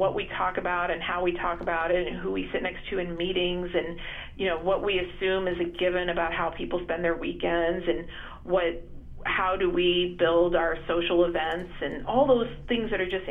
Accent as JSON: {"language": "English", "country": "United States", "said": "I'm Indian American, second generation"}